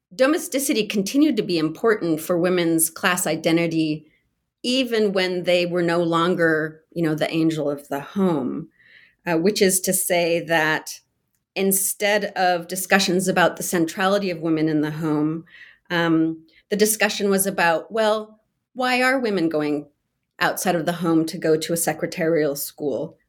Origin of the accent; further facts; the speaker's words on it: California, United States; I grew up in California